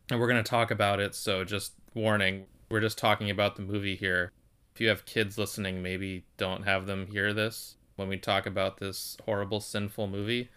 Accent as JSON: {"language": "English", "country": "United States", "said": "I'm just speaking from an American perspective"}